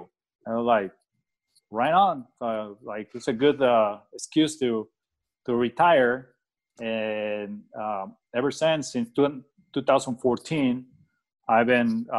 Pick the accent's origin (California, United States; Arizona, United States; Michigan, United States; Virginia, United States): Arizona, United States; Phoenix; Phoenix is my hometown. As you know, there's a lot of golf courses in here